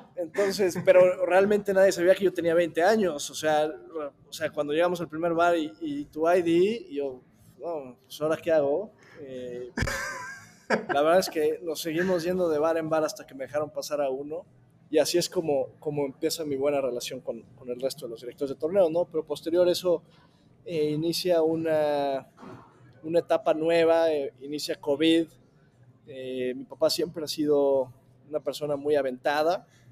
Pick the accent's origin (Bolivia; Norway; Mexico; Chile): Mexico; yo como buen mexicano